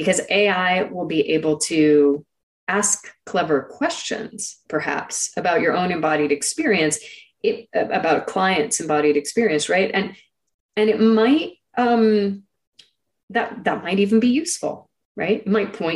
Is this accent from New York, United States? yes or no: no; Silicon Valley, California, United States; I grew up in Silicon Valley